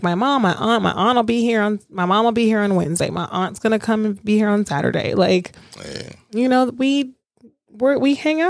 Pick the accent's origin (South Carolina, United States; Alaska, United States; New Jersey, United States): Alaska, United States; born there; also born or lived in Louisiana; I was born in Alaska. We moved to Lodges. We moved back, you know, moved to Louisiana.